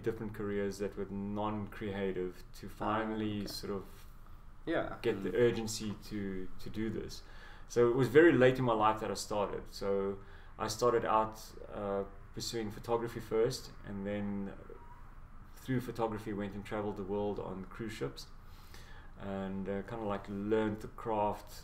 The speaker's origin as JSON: {"language": "English", "town": "Pretoria", "region": "Gauteng", "country": "South Africa", "tie": "born or raised there", "moved": "as an adult", "lives_now": "Dubai, United Arab Emirates", "said": "Pretoria, where I grew up"}